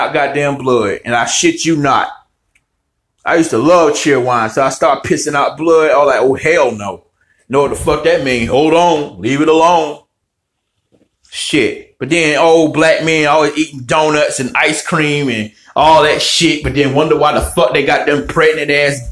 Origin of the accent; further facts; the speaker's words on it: Winston-Salem, North Carolina, United States; moved away as an adult; I'm from Winston-Salem, North Carolina, Forsyth County